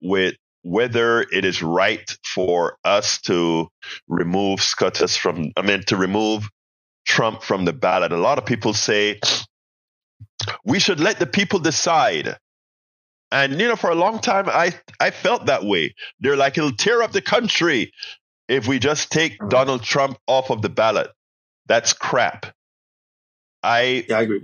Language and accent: English; Panama; also born or lived in Houston, Texas; now in United States; I am not a natural-born American citizen. I was born in Panama.